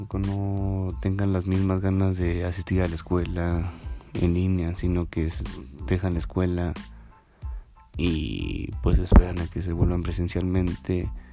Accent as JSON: {"language": "Spanish", "country": "Mexico", "said": "somos nosotros los mexicanos"}